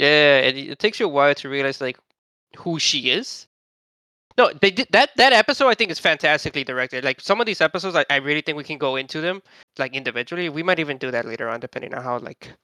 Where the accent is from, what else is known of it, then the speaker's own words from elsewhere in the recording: United States; I'm American